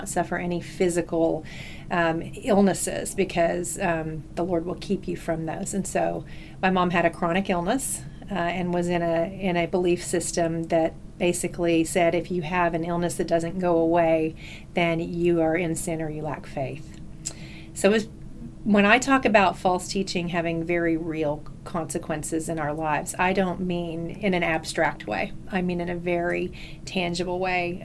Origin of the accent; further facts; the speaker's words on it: North Texas, United States; also born or lived in Alabama / Houston / Dallas; I was actually born in Alabama, but at this point, I've been here since I was 3 years old in Texas, so I think I need to claim that I am, in fact, a Texan, and was raised in Texas